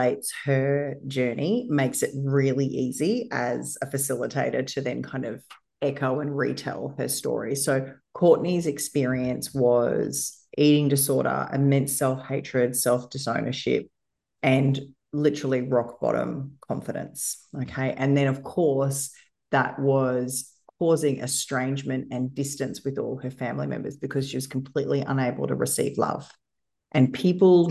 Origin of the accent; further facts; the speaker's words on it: Australia; I'm white, I'm female, and I was born in Australia